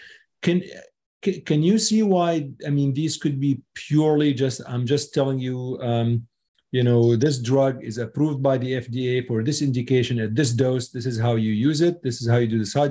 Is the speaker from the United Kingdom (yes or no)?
no; Syria; moved away; I was born in Syria